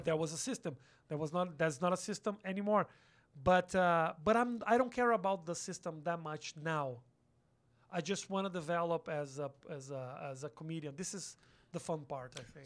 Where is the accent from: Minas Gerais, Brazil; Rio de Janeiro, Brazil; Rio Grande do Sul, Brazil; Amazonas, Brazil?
Rio Grande do Sul, Brazil; Porto Alegre; English is a second language; moved away as an adult; also born or lived in São Paulo; now in United States; I'm from a small city called Porto Alegre. It's a city on the south.